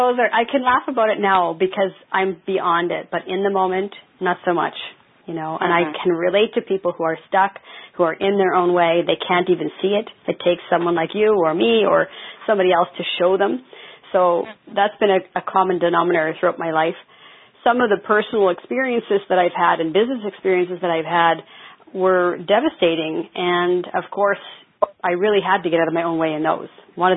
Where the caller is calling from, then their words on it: Nanaimo, British Columbia, Canada; Nanaimo, British Columbia. It's like the Nanaimo Bar.